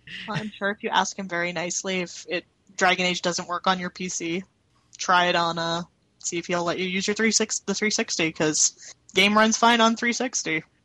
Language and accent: English; Canada; being Canadian myself